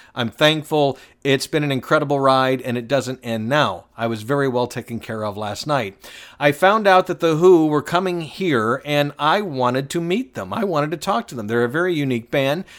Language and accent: English; Atlanta, Georgia, United States; I was born in downtown Atlanta